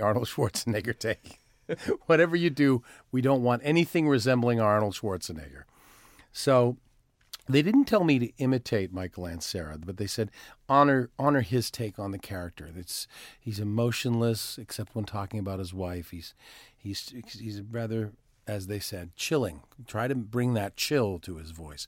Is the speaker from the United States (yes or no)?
no; Timmins, Ontario, Canada; moved away; also born or lived in Toronto; I am originally from Toronto, although I, yes, I was I was raised in a little town called Timmins, Ontario